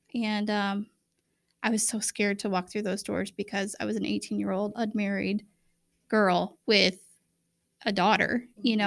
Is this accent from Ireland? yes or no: no; Bremen, United States; I grew up in Bremen